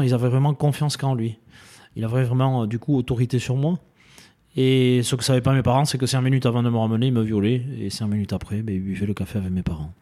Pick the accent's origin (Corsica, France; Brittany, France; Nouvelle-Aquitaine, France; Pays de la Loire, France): Nouvelle-Aquitaine, France; Dax; Alors, moi, j'ai un petit village à côté, Tétieux, euh, à côté de Dax euh, et, Saint-Paul, du coup, hein, automatiquement. Et j'ai euh, fait toute mon enfance ici.